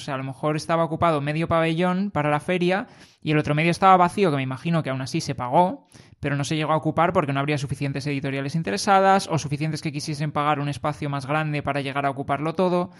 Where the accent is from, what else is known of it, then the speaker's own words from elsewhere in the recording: Madrid, Community of Madrid, Spain; somos de Madrid